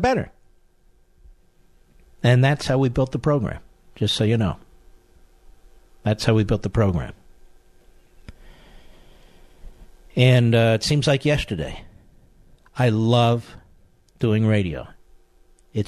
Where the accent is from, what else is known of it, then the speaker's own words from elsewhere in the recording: Philadelphia, Pennsylvania, United States; moved away; also born or lived in Virginia; I'm not from New York. I'm from Philadelphia.